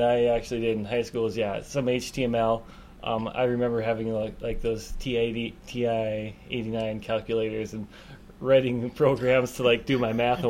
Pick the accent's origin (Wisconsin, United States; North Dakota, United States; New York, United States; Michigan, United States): North Dakota, United States; Sherwood; I was from Sherwood